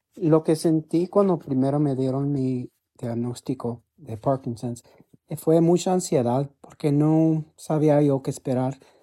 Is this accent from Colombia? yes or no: no; United States; vivo en, Midland, en Texas. Uh, nacido aquí en los Estados Unidos